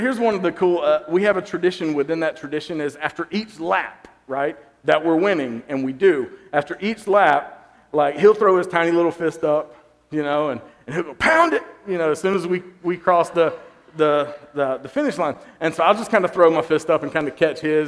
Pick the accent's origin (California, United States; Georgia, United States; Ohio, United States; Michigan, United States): Georgia, United States; I grew up in Georgia.